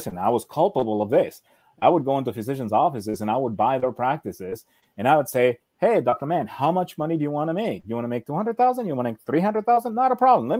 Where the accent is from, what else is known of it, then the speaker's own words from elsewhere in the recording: Argentina; I was born in Argentina